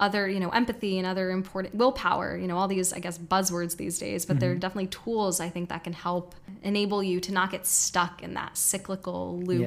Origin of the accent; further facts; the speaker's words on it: New York, United States; moved away as an adult; now in Bali, Indonesia; I grew up in New York